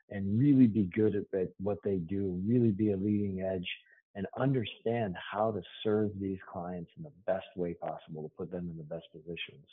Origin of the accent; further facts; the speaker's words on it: Boston, Massachusetts, United States; I'm from Boston.